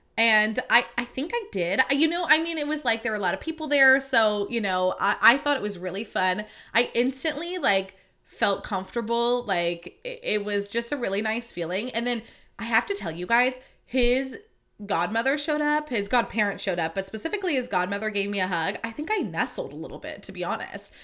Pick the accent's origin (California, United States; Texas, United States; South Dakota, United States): California, United States; Livermore; I grew up in Livermore